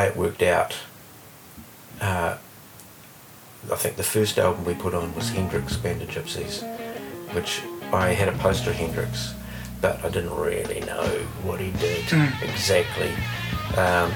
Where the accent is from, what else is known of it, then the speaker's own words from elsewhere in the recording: Hawke's Bay, New Zealand; also born or lived in Canterbury, New Zealand; now in Wellington, New Zealand; I was born in Canterbury. Yeah. But yeah, I shifted to Hawke's Bay when I was 8